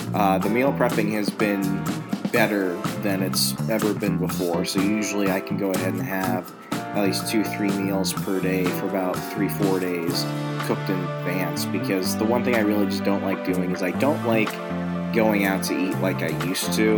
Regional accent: Virginia, United States; I'm from Virginia. I'm an East Coast

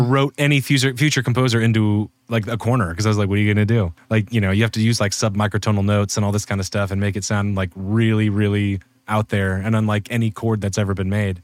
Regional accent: Spokane, Washington, United States; moved away; also born or lived in Seattle / Los Angeles; I, like, lived in Seattle for a fuse, then lived in, then grew up in Spokane, which is, like, uh, two hundred and eighty miles east on, uh, on the other side of Washington State

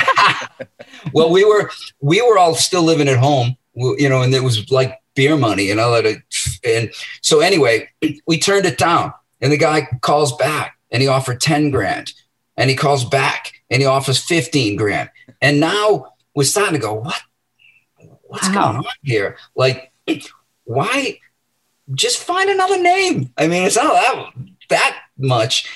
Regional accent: Medford, Massachusetts, United States; I was born in Medford, and um, you know, I I grew up there

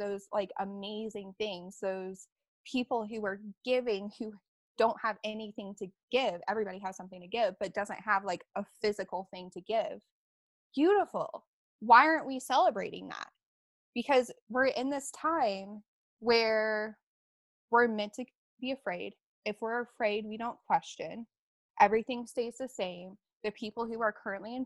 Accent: Alabama, United States; I grew up in Alabama.

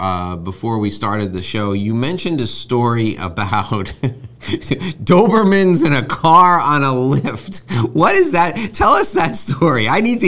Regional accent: Westchester, New York, United States; also born or lived in Manhattan, New York; Having grown up actually where I think you live now, I grew up in Westchester, and I moved into Manhattan. I lived in Manhattan for 15 years.

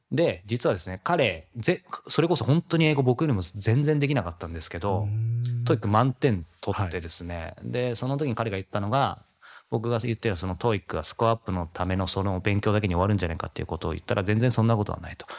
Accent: Yokohama, Kanagawa, Japan; 横浜、地元横浜なんですけど、帰ってきて

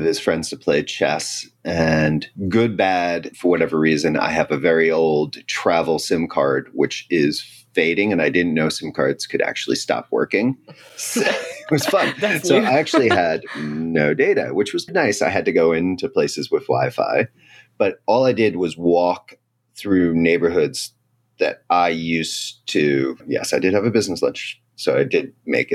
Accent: United States; moved away as an adult; now in Spain; I'm an American.

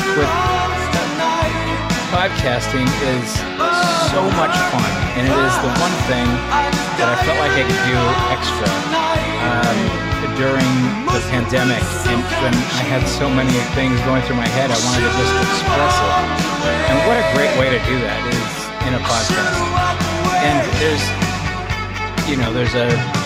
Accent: Los Angeles, California, United States; moved away as an adult; now in Portugal; I grew up in Los Angeles, or near Los Angeles anyway

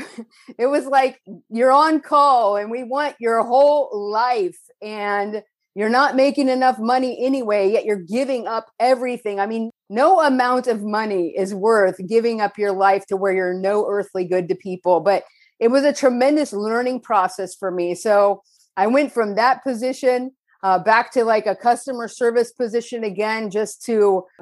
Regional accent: Northern California, United States; moved away as an adult; now in Costa Mesa, United States; I was born in Southern California, raised in Northern California, and then returned to Southern California

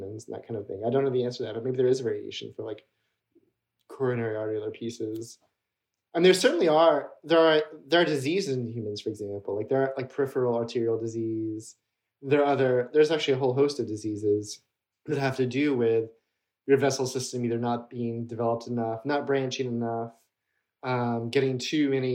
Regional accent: Mississippi, United States; I grew up in Mississippi

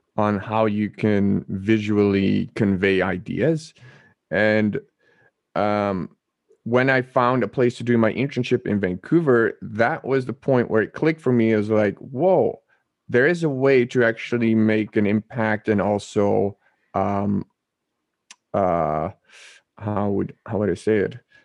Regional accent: Netherlands; I was born and raised in the Netherlands

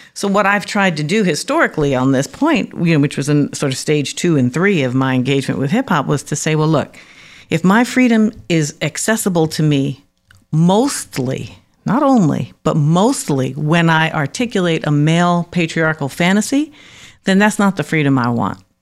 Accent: New York City, New York, United States; also born or lived in Harlem; I'm from the Bronx. I grew up in Harlem, actually, and then moved to the Bronx when I was about eight. So my adolescence was spent in the Bronx

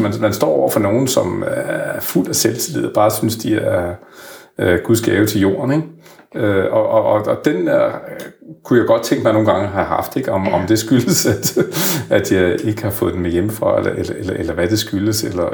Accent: Frederikshavn, North Denmark Region, Denmark; moved away; er jeg jo selv vokset op i, med en mor og far, der gik ud af, af 7. klasse. Jeg kommer fra Frederikshavn, helt op i Nordjylland

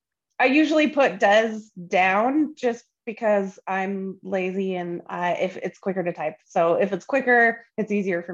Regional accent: just south of Boise, Idaho, United States; also born or lived in Great Falls, Montana; I grew up just south of Boise, but still in the same valley

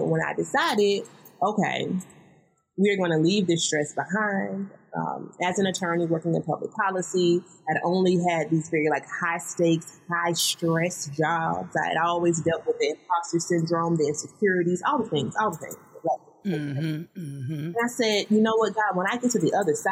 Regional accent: the South, United States; I'm from the South, y'all. You may hear it in my voice.

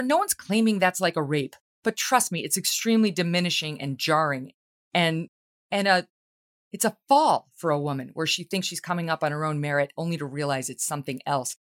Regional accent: Albany, New York, United States; I grew up in New York State. I, I lived my whole life in New York State and in Albany

